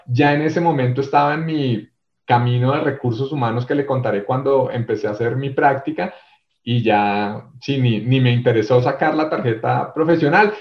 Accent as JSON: {"language": "Spanish", "region": "Bogotá", "country": "Colombia", "tie": "born or raised there", "also_born_or_lived": "Armenia, Quindío", "accent": "rolo or bogotano", "said": "mi acento rolo o bogotano desde muy pequeño en Bogotá"}